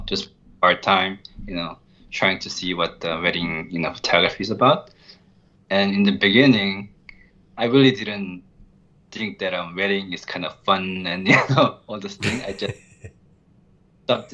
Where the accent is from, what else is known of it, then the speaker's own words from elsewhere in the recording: New York City, New York, United States; I'm from New York